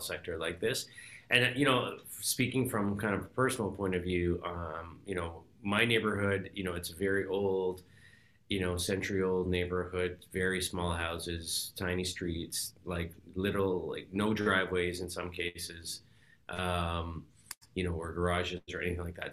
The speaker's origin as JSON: {"language": "English", "town": "Toronto", "region": "Ontario", "country": "Canada", "tie": "born or raised there", "said": "I grew up, you know, in Toronto here"}